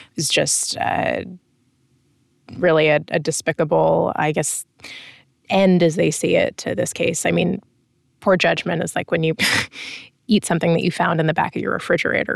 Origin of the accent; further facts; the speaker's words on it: United States; as an American